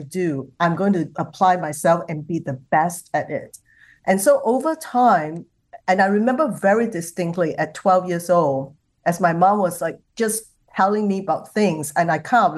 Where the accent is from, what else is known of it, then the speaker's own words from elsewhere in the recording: Singapore; I come from Singapore